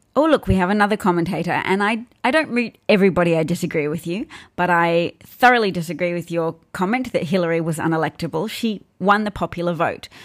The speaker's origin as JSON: {"language": "English", "country": "Australia", "said": "I'm not British. I'm Australian."}